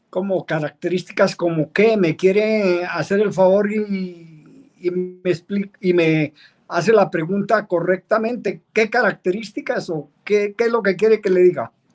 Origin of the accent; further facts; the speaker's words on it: Soatá, Boyacá, Colombia; Yo soy oriundo de la localidad de Soatao